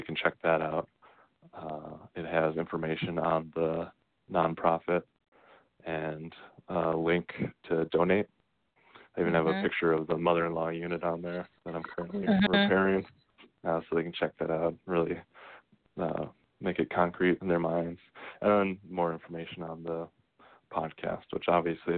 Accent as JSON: {"language": "English", "country": "United States"}